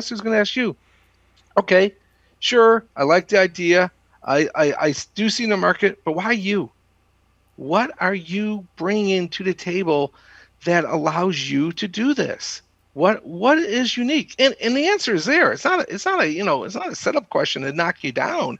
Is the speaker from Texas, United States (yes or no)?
yes; Austin, Texas, United States; growing up in Austin, the 80s and the 90s, went to school down there and then stayed and programmed for 10 years